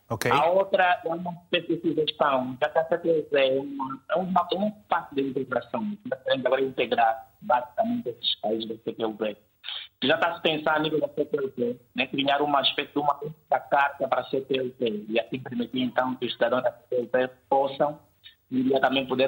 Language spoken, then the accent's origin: Portuguese; Angola; como angolano, como do CTLP também